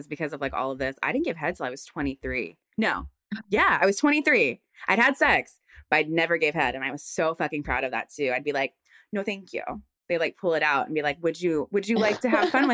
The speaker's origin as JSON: {"language": "English", "region": "Virginia", "country": "United States", "tie": "born or raised there", "said": "I'm from Virginia. So I went to school in Virginia, also, you know, not Midwest, but South"}